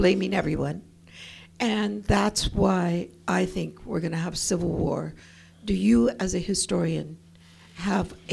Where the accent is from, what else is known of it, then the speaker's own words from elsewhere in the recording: California, United States; moved away; As a kid growing up in California